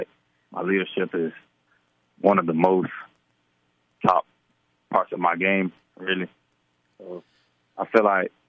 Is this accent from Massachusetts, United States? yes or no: no; Apopka, Florida, United States; I'm from Apopka. My family's from Apopka